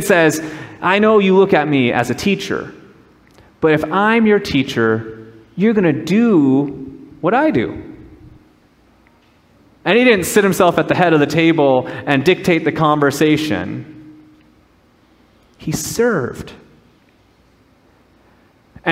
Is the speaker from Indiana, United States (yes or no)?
no; Minnesota, United States; moved away as an adult; also born or lived in Southern California; I grew up in Minnesota, and I was in Southern California